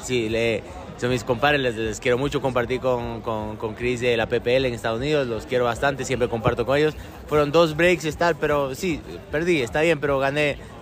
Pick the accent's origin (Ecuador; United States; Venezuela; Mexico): Ecuador; moved away; also born or lived in Argentina / Middle East; Soy muy ecuatoriano, me, encanta mi país